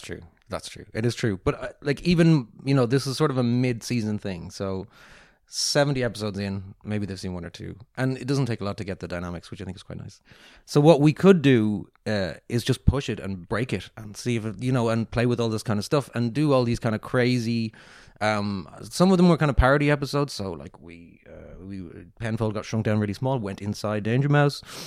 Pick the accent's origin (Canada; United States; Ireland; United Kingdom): Ireland; moved away; also born or lived in Singapore; I'm so Irish.